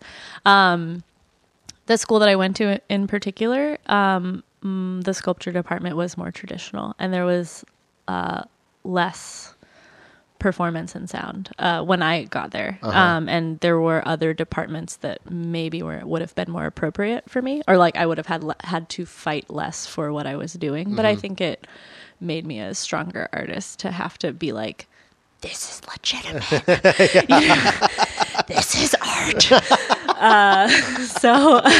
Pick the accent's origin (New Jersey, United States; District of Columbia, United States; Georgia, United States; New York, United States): District of Columbia, United States; Washington; moved away as an adult; also born or lived in Olympia, Washington / Indonesia / Austin, Texas / Baltimore, Maryland; D.C. where I grew up